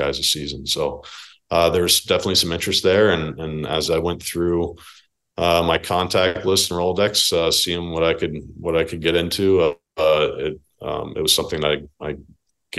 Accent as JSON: {"language": "English", "region": "New Jersey", "country": "United States", "tie": "born or raised there", "said": "I grew up in New Jersey"}